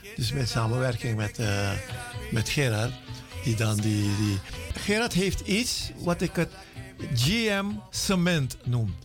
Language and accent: Dutch; Jakarta, Indonesia; moved away; Ik ben geboren in Indonesië, in Jakarta, vroeger Batavia.